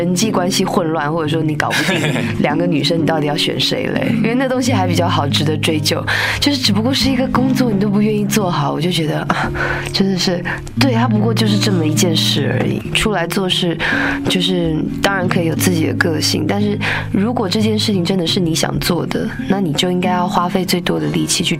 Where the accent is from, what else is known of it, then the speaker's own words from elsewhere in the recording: Taipei, Taiwan; 因为我是台北长大的小孩子嘛，在台湾的北部